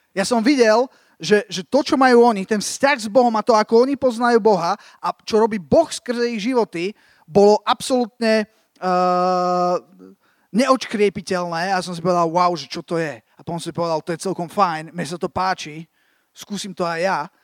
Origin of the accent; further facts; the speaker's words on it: Slovakia; som sa vrátil z tej Ameriky na Slovensko